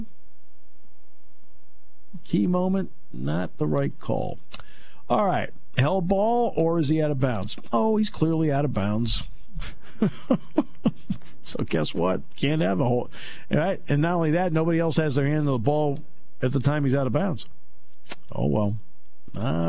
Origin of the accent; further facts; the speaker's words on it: Connecticut, United States; moved away; growing up in Connecticut, everybody played on Saturdays